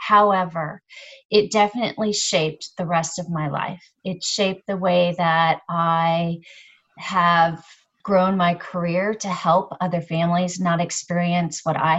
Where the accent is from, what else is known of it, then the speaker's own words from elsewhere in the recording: Charleston, Illinois, United States; also born or lived in Littleton, Colorado / Knoxville, Illinois; I'm originally from Illinois, Charleston, Illinois. Little rural town, that's where my parents grew up, but we moved all across the country.